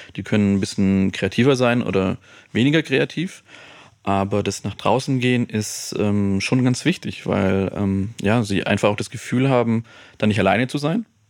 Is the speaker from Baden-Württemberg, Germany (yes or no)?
yes; Stuttgart, Baden-Württemberg, Germany; moved away as an adult; also born or lived in Freiburg; now in Munich, Germany; ich komme ja aus Stuttgart